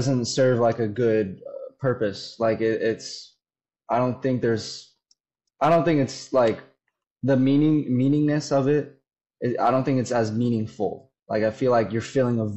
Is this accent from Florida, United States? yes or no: yes; Florida, United States; I was born and raised in Florida